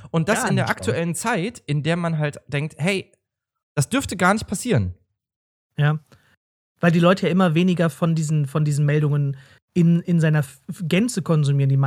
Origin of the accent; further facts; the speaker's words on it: Berlin, Germany; Also als Berliner denkt man so, hä, warum ist denn das hier so spärlich beleuchtet?